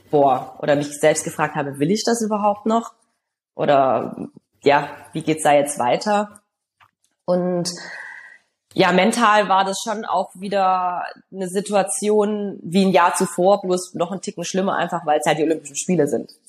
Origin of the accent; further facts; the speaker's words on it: Stuttgart, Baden-Württemberg, Germany; Und wir hatten dann 2007 die Weltmeisterschaft in Stuttgart, das heißt in meiner Heimatstadt.